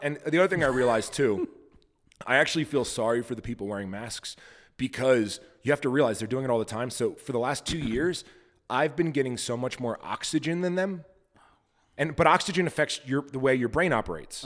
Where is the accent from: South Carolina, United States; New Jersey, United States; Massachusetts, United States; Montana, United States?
Montana, United States; I'm also from Montana, and I own a goat farm